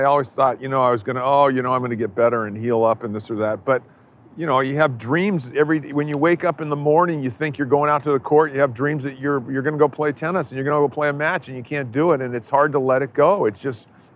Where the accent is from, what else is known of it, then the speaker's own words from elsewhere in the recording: San Diego, California, United States; we grew up in San Diego together